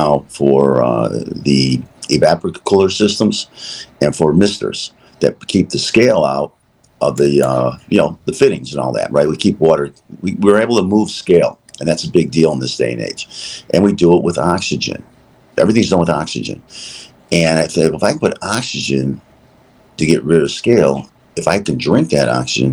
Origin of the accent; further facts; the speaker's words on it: Chicago, Illinois, United States; We're from Chicago